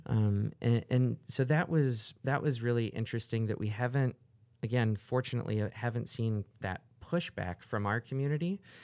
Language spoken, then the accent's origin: English; Orlando, Florida, United States; also born or lived in New York / Los Angeles / Chicago / New Orleans; now in Cedar Rapids, United States; I grew up in Orlando